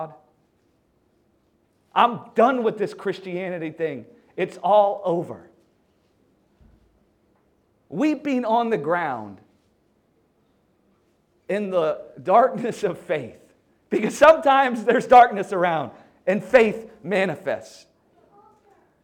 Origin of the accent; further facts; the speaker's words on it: the South, United States; I'm from the South in America. I don't know if you can tell, I have a funny accent.